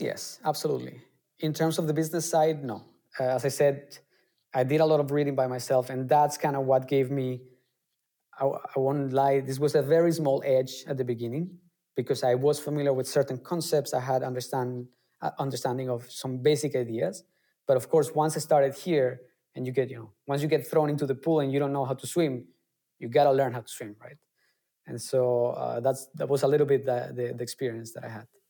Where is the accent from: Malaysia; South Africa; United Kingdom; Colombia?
Colombia; moved away as an adult; now in Germany; I come originally from Colombia and I came to Germany almost uh, 10 years ago